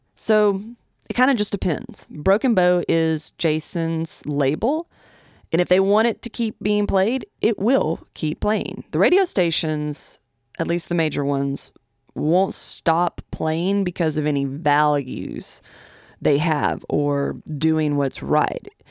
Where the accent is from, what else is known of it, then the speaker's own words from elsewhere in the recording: Tennessee, United States; my home state of Tennessee